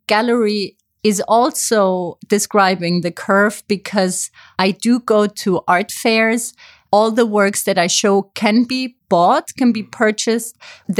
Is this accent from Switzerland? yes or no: yes; Zurich, Switzerland; also born or lived in Paris / Amsterdam; now in Berlin, Germany; I studied communication in Paris. I'm actually from Switzerland. I have kind of a nomadic life myself.